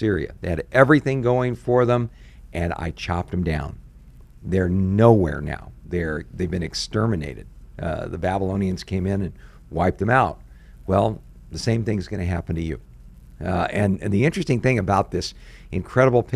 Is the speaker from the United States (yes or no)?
yes; Southern California, United States; now in Tucson, United States; I grew up in Southern California